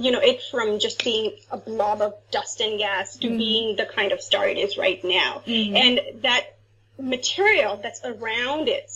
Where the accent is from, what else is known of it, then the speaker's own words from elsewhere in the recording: Ahmedabad, Gujarat, India; moved away as an adult; now in London, Canada; I am actually from Ahmedabad, India. That's where I grew up